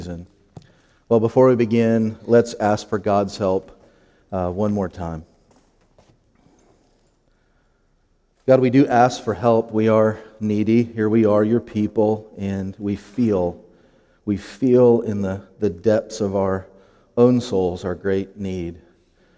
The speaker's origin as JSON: {"language": "English", "town": "Lowell", "region": "Indiana", "country": "United States", "tie": "born or raised there", "also_born_or_lived": "Crown Point, Indiana / Hammond, Indiana / Gary, Indiana", "said": "I grew up in Lowell. I went to middle school there, high school, and graduated"}